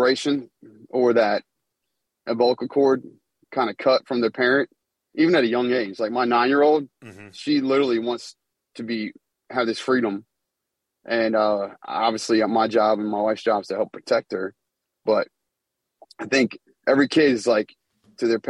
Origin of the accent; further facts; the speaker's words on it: Charlottesville, Virginia, United States; moved away as an adult; UVA, my hometown in Charlottesville, where I'm from